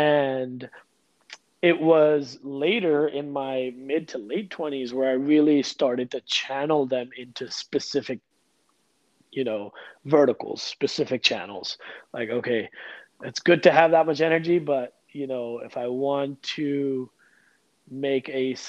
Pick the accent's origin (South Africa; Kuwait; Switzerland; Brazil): Kuwait; also born or lived in India; I was born in India. I was living in a Muslim country in Kuwait. We used to go to India once a year in the winter for a winter vacation.